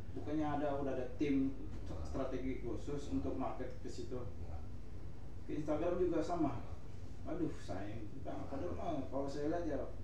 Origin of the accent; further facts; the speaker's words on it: Jakarta, Indonesia; also born or lived in Medan (family origin); gue pribadi memang lahir di Jakarta